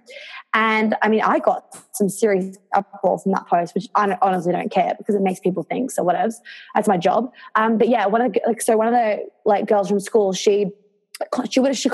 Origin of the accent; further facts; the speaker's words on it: New York, United States; now in Australia; I grew up in New York